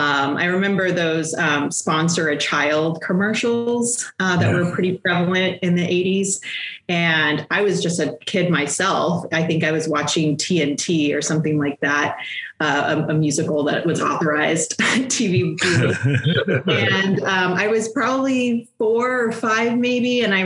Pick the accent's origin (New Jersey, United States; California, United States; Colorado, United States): Colorado, United States; also born or lived in United Kingdom; Well, I was actually born in the UK. My parents were in the military, and we moved all over the place until I was about 10. And that's when we settled in Colorado. So I do consider Colorado home.